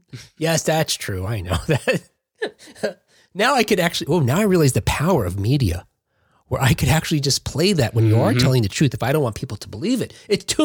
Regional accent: Jersey City, New Jersey, United States; In contrast, the city I grew up in was the second largest city in New Jersey.

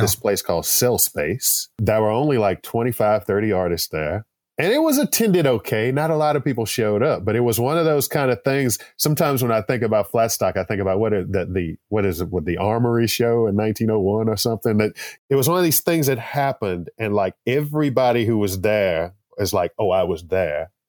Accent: Texas, United States; I grew up here in Texas

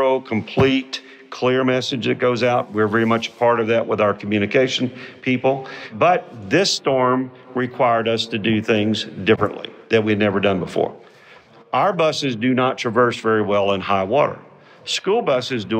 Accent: Houston, Texas, United States; I was born and raised in Houston

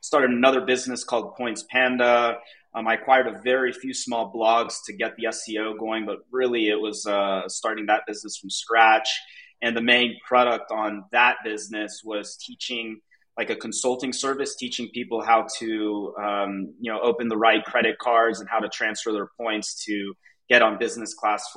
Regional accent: Atlanta, Georgia, United States; moved away as an adult; now in Mexico City, Mexico; I grew up in Atlanta, Georgia, like the suburbs, and I moved to Mexico City about 7 years ago

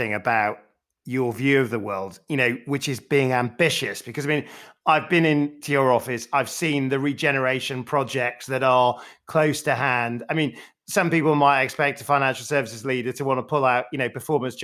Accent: Sheffield, Yorkshire and the Humber, United Kingdom; I grew up in Sheffield

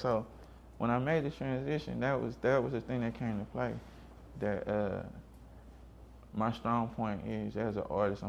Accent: Seattle, Washington, United States; I got crossover rap because I grew up in Seattle.

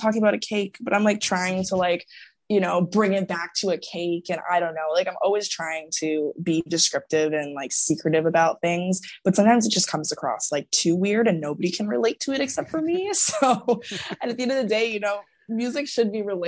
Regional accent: Toronto, Ontario, Canada; I'm from Toronto

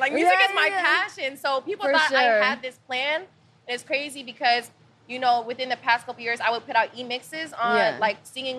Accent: Midwest, United States; But I come from the Midwest. So that's stuff that they do.

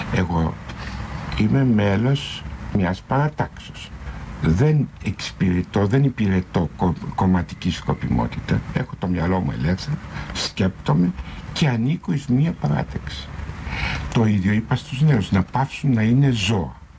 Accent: Greece; σαν Έλληνας πολίτης

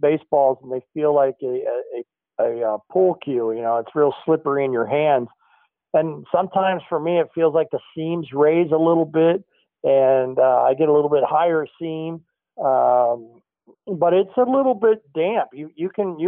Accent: Phoenix, Arizona, United States; now in North Carolina, United States; I'm from Phoenix

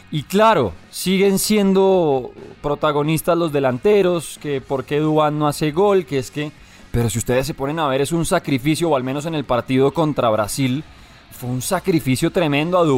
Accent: Armenia, Quindío, Colombia; …, Armenia, que es banda del rock de mi pueblo

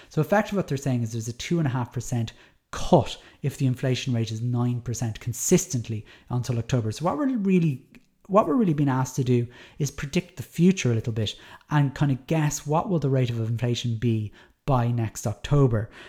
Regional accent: Dublin, Leinster, Ireland; moved away; I'm from Dublin

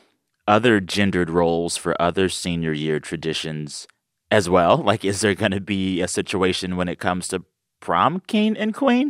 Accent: Texas, United States; moved away; I am from Texas, just about an hour south of you guys.

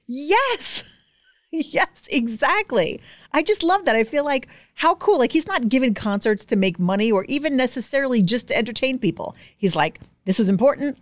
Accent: New York City, New York, United States; I'm from Staten Island. Manicures are mandatory.

